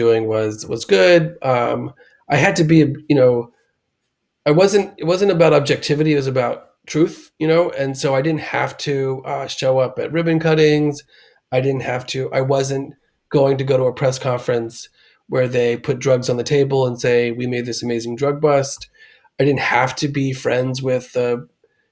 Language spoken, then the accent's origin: English; Washington, District of Columbia, United States; I grew up in Washington, D.C. and in the suburbs